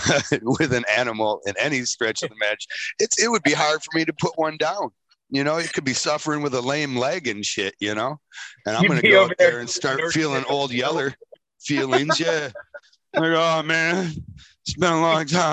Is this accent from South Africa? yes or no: no; Michigan, United States; I'm from Michigan